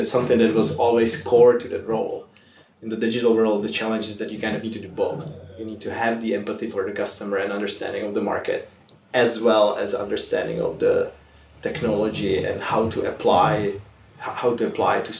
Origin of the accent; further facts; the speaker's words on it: Prague, Czechia; moved away as an adult; now in San Francisco, United States; I'm originally from Prague, the Czech Republic.